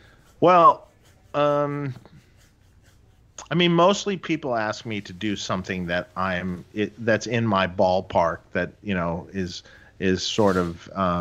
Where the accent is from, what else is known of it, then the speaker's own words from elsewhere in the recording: Detroit, Michigan, United States; Doug and I grew up in Detroit together.